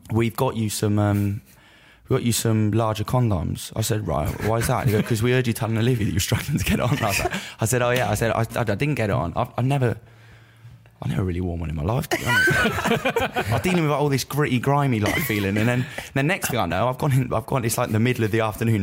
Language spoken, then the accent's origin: English; United Kingdom; I'm from the Cotswolds.